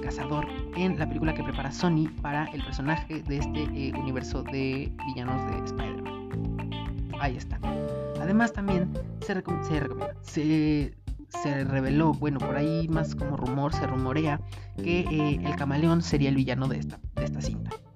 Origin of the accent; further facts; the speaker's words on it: Mexico; como mexicanos